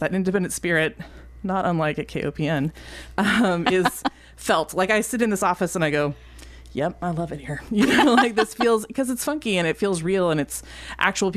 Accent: Palo Alto, California, United States; moved away as an adult; now in Columbia, United States; I grew up in Palo Alto

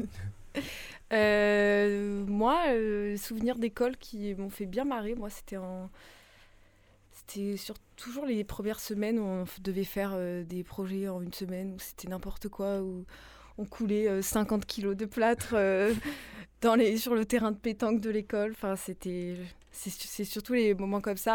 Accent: Nice, Provence-Alpes-Côte d'Azur, France; now in Marseille, France; je suis née à Nice

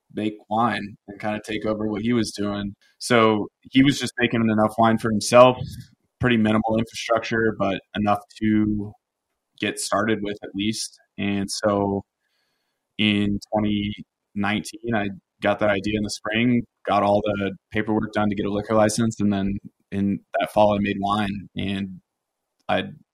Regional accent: Paonia, Colorado, United States; also born or lived in Austin, Texas; when I was 8, we moved from Austin, Texas, where he was designing and building homes, to Paonia, a town of 2,000 people

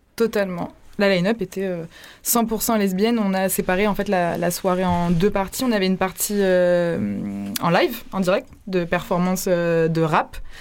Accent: Marseille, Provence-Alpes-Côte d'Azur, France; moved away; j'ai grandi à Marseille

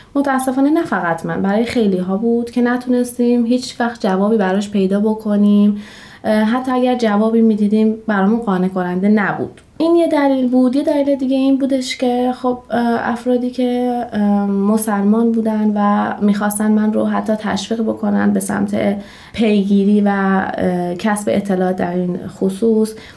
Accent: Shiraz, Fars, Iran; 29 سالمه و اهل شیراز هستم

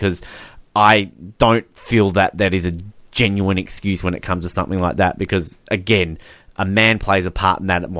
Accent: Australia; proud Australian

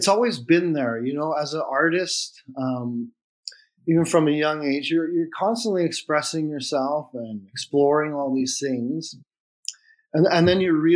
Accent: Flin Flon, Manitoba, Canada; I was born in Flin Flon and then fostered out into a foster home.

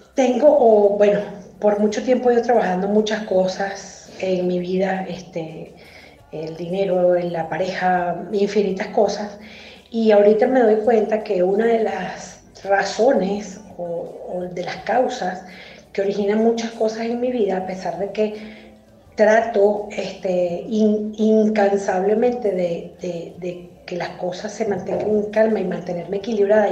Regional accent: Venezuela; now in Mexico; soy venezolana migrante en México

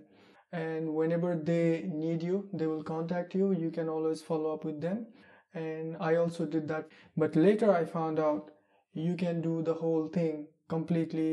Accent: Nepal; moved away as an adult; now in Malmö, Sweden; I'm from Nepal

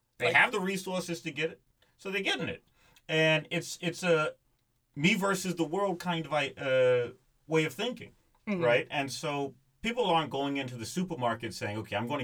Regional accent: United States; I'm an American

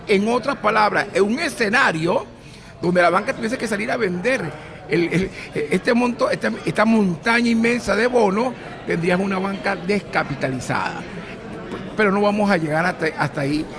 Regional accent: Venezuela; now in United States; somos venezolanos

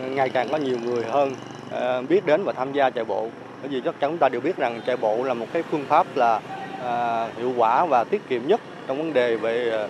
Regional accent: Bến Tre, Vietnam; để mình kết nối những cái người mà đa đã và đang luyện tập chạy bộ trên người Bến Tre mình

